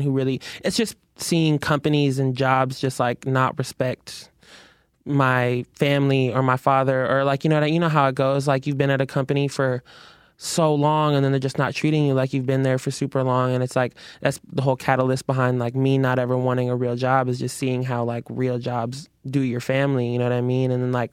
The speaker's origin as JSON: {"language": "English", "town": "Burien", "region": "Washington", "country": "United States", "said": "I'm from Berrien"}